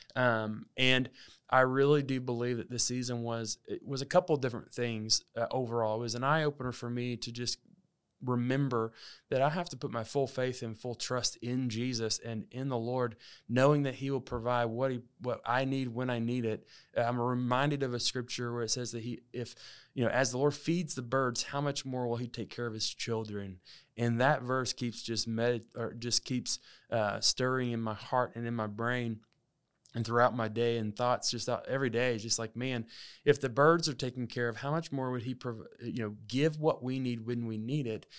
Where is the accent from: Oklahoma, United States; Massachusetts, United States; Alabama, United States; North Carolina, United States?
Alabama, United States; moved away; also born or lived in Texas; I grew up in Alabama, uh, for about fourteen years of my life